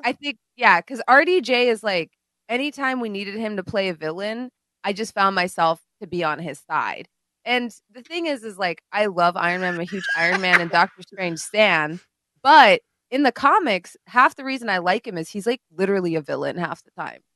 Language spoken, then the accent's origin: English; India; moved away; When I grew up in India